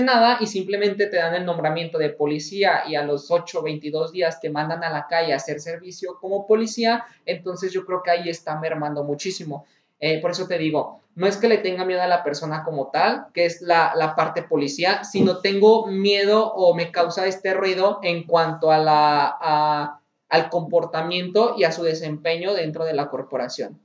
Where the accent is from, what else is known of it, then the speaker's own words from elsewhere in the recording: Guanajuato, Mexico; Aquí de donde somos la ciudad de Guanajuato